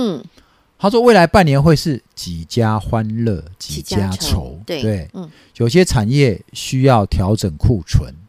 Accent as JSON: {"language": "Chinese", "country": "Taiwan", "said": "大部分都听台语啦，因为其实我是哈，我是河洛人啊，对吧？"}